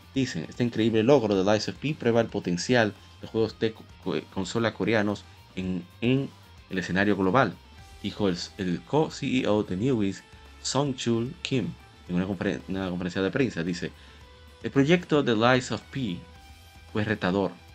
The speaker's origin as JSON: {"language": "Spanish", "country": "Dominican Republic", "said": "como decimos en República Dominicana"}